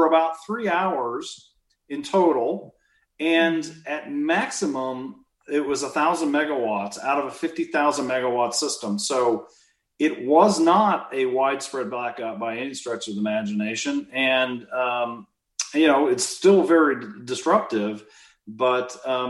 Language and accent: English; Midwest, United States; moved away; I'm from the Midwest